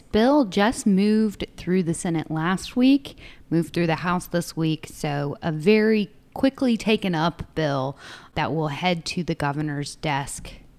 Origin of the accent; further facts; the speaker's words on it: southeast Illinois, United States; moved away; Dylan and I are both from Illinois, and we both grew up in southern Illinois-ish.